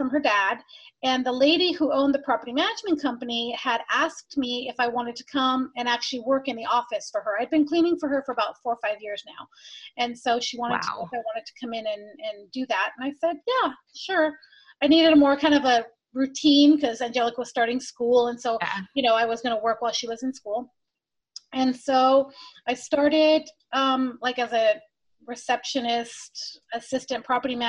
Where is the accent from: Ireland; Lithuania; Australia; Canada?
Canada; moved away as an adult; also born or lived in Greece / Georgia, United States / Washington State, United States; now in Washington, United States; I was born in Canada. I moved to Greece. I lived in Greece till I was 8, came back to Canada, went to school.